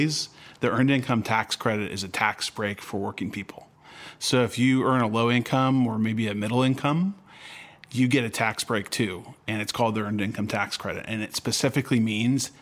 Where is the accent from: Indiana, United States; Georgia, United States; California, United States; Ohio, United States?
California, United States; I grew up in California